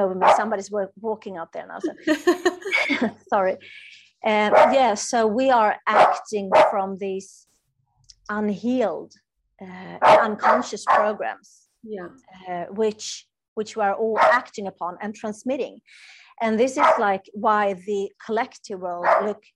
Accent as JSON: {"language": "English", "country": "Sweden", "second_language": "English", "said": "I'm from Sweden"}